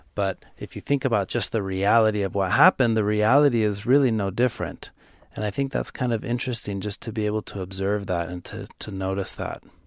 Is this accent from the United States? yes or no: yes; Dallas, Texas, United States; I'm from Dallas